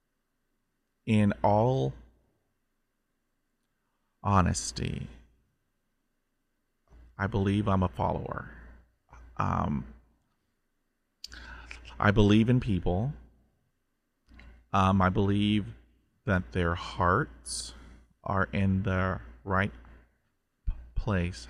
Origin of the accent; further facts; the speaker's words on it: Corpus Christi, Texas, United States; we grew up in Southeast Texas, Corpus Christi